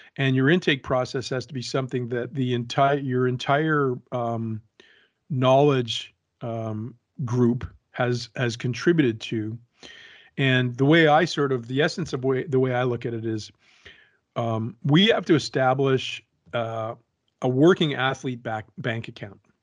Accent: Canada; I'm a Canadian with parents of Francophone descent

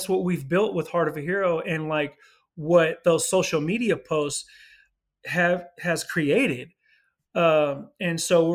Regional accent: California, United States; also born or lived in Los Angeles, California / Philadelphia, Pennsylvania; Ended up moving back to California, to my hometown

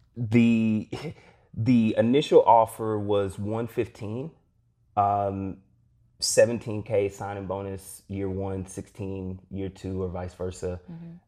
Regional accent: Eastern Kentucky, United States; growing up in Eastern Kentucky

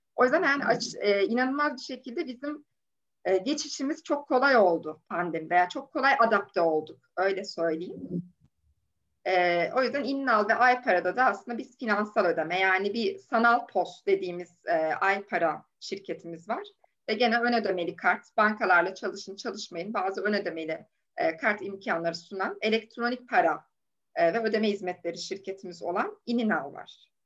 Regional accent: Safranbolu, Karabük Province, Turkey; moved away as an adult; also born or lived in Copenhagen, Denmark / Lund, Sweden; now in Istanbul, Turkey; Karabüklüyüm, Safranboluyum

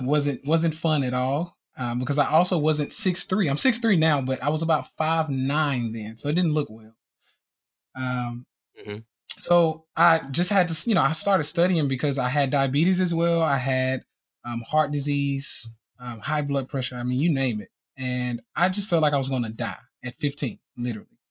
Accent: Nashville, Tennessee, United States; I'm from Nashville, Tennessee, born and raised here

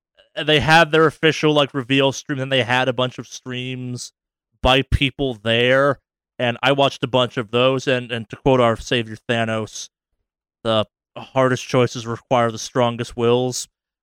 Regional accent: Northeast, United States; I'm from the Northeast where we will deep fry a pizza

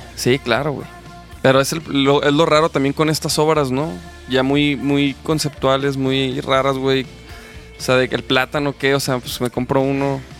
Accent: Chihuahua, Mexico; now in Guadalajara, Mexico; yo soy de Chihuahua

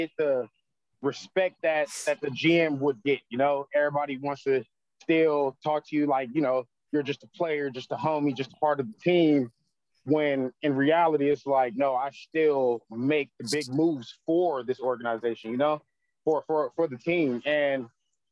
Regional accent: Las Vegas, Nevada, United States; I am from Vegas, so I went to Mojave High School

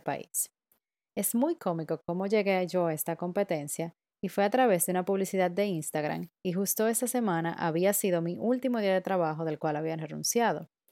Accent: Dominican Republic; moved away as an adult; now in Berlin, Germany; soy dominicana y vivo en Berlín desde principios del 2019

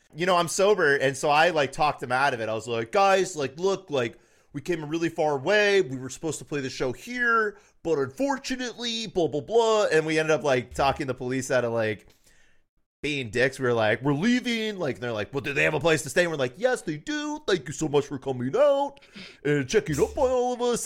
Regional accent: Tennessee, United States; I'm from Tennessee and I kinda grew up with that.

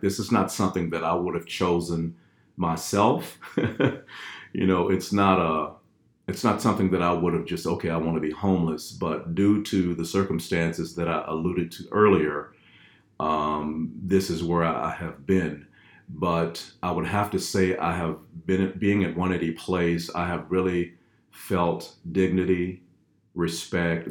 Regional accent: Fort Worth, Texas, United States; moved away; originally from Fort Worth, Texas, born, bred, and fed

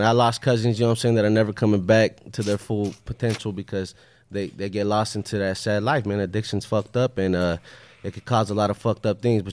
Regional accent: Baldwin Park, California, United States; I was born in Baldwin Park, California

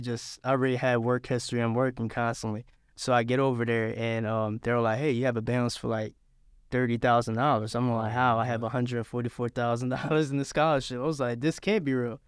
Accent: Philadelphia, Pennsylvania, United States; also born or lived in Savannah; now in Statesboro, United States; I was raised in Philadelphia

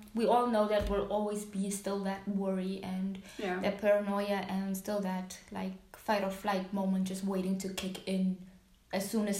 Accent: Namibia; moved away as an adult; also born or lived in United States; now in Kraków, Poland; Don't tell me I'm from South Africa. It's like, no, I am from Namibia.

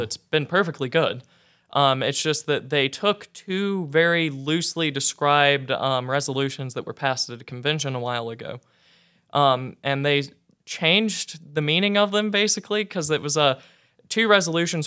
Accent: north central Oklahoma, United States; I was raised a Southern Baptist, uh, in north central Oklahoma

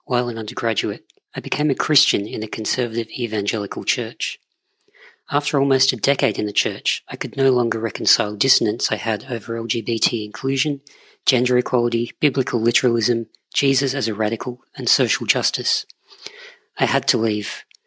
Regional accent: Australia; I'm Australian

